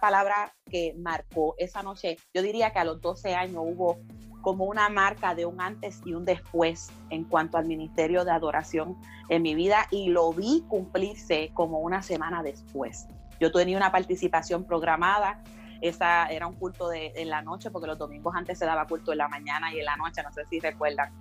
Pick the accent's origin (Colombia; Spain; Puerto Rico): Puerto Rico; Canóvanas; also born or lived in Río Grande; allí crecí ah, la mayor parte de mi niñez y, parte de mi adolescencia en el barrio Campo Rico de Uy de Canovanas